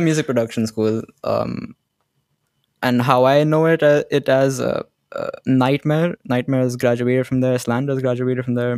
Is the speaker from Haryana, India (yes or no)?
yes; Gurgaon, Haryana, India; I'm from India, Gurgaon